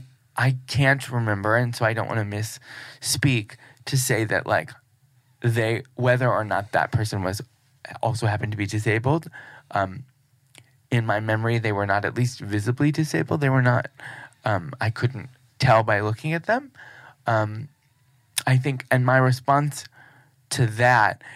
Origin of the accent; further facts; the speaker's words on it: Cleveland, Ohio, United States; in Cleveland, which is also my hometown